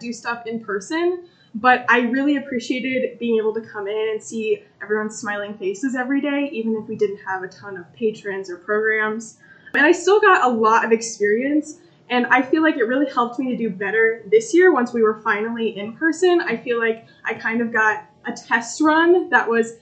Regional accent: Rapid City, Illinois, United States; also born or lived in Hampton / Cordova; I grew up in Rapid City

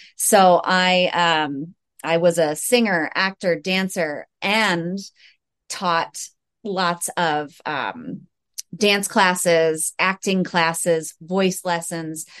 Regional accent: United States; I am also from the United States

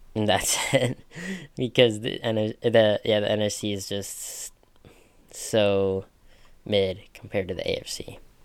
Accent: Minnesota, United States; I'm from Minnesota, and that's the state of hockey.

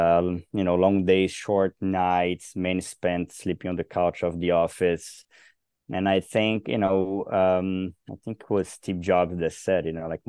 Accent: Brazil; born there; You know, I come from Brazil. I was born and raised, no, I was raised in multiple countries, but I was born in Brazil

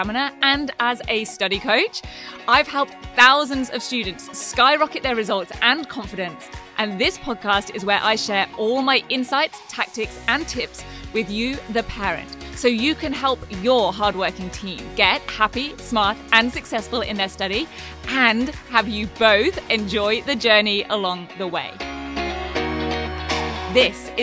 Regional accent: England, United Kingdom; now in Queensland, Australia; growing up in England

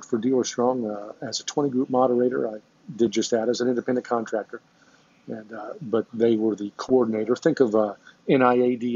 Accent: Lafayette, Indiana, United States; went back to Lafayette, my hometown, and opened up my own independent stores

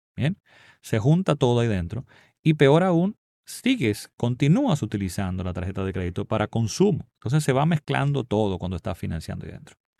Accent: Dominican Republic; aunque en mi país no afectó tan fuertemente

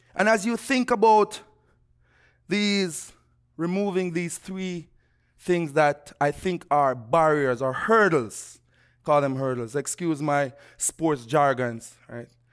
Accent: Jamaica; moved away; growing up in Jamaica

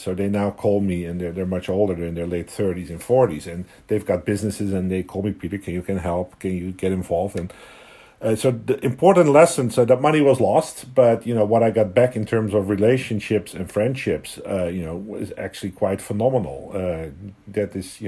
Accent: Netherlands; moved away as an adult; also born or lived in London / Hong Kong; now in Vancouver, Canada; I was born and raised in the Netherlands

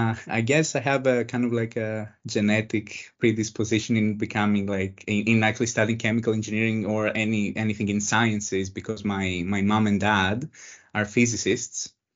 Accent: Thessaloniki, Central Macedonia, Greece; I grew up in Thessaloniki, Greece. Thessaloniki is the second largest city in Greece. It's in the northern part of Greece.

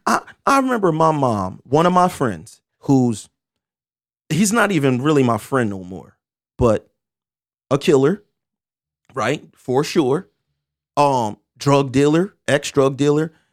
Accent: Camden, New Jersey, United States; I'm happy to be from Camden, New Jersey because I'm from Camden, New Jersey

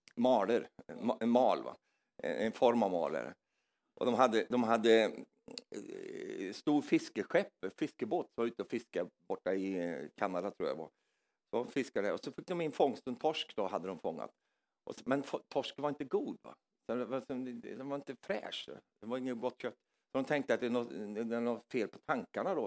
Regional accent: Norrland, Sweden; moved away; jag kom från Norrland i Sverige

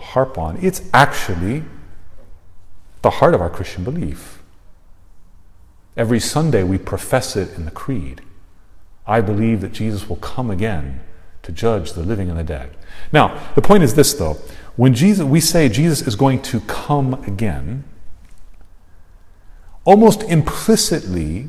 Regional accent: South Texas, United States; I grew up in South Texas

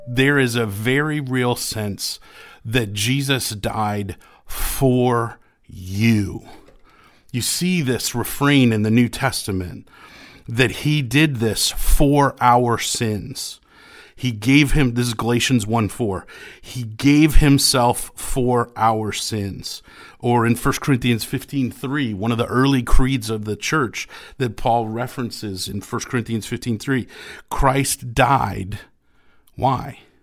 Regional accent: New England, United States; I grew up in the Episcopal Church of New England

